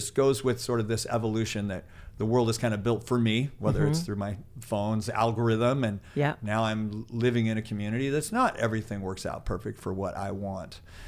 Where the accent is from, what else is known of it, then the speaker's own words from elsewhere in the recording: Chico, California, United States; I'll say I'm from Chico